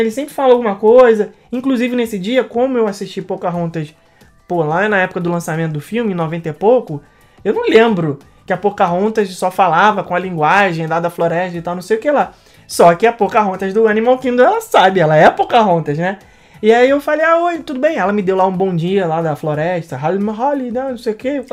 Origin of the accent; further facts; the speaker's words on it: Brazil; a gente é um grupo é, de brasileiros